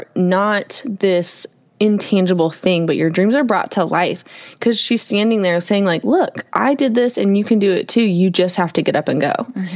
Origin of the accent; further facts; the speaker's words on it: Alaska, United States; moved away; we're originally from Alaska